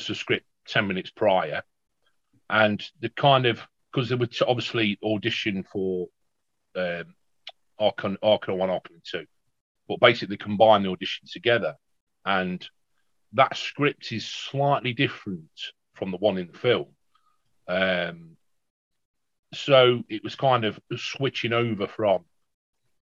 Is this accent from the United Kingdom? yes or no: yes; the Midlands, England, United Kingdom; I'm from the Midlands in the United Kingdom